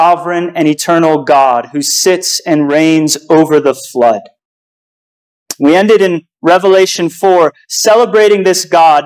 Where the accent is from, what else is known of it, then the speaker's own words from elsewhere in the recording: United States; As an American